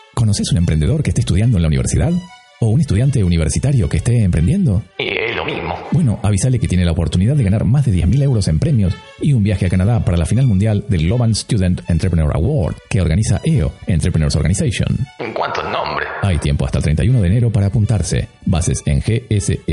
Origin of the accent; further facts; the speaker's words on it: Argentina; now in Barcelona, Spain; vos sos argentino como yo